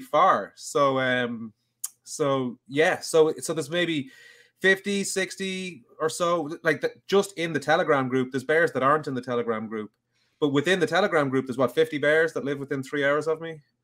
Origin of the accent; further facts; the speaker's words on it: Dublin, Leinster, Ireland; I'm from Dublin